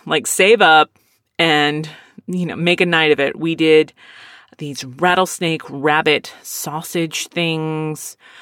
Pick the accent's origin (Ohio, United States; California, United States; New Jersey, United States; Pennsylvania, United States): Pennsylvania, United States; Philadelphia; I'm a Mexican from Philadelphia.